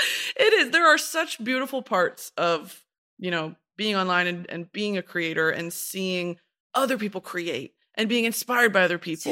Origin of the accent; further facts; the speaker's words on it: United States; as an American, I would never really truly be exposed to that.